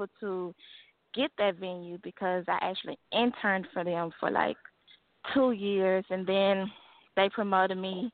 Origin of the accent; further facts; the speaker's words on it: Dallas, Texas, United States; I was born and raised in Dallas